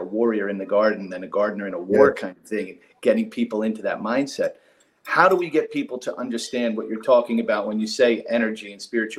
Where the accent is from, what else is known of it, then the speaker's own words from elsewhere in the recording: Northeast, United States; Born and raised in the Northeast, went to college, went to law school